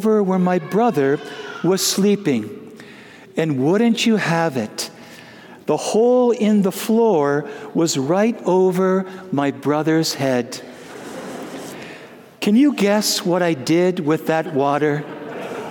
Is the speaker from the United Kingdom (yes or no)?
no; Wisconsin, United States; moved away; I grew up in the Holy Land of Wisconsin